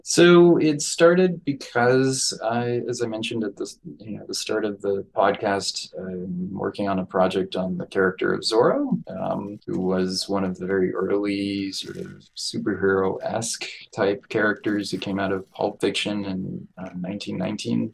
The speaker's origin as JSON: {"language": "English", "region": "New Mexico", "country": "United States", "tie": "born or raised there", "moved": "yes", "said": "growing up in New Mexico"}